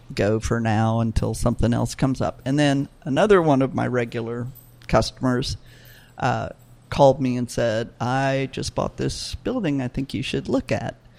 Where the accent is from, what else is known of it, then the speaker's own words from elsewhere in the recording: New Orleans, Louisiana, United States; New Orleans is my hometown